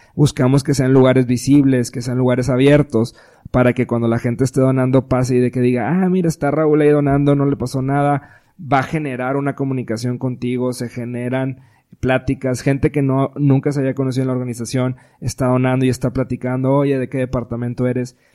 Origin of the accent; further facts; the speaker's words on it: Monterrey, Nuevo León, Mexico; somos regios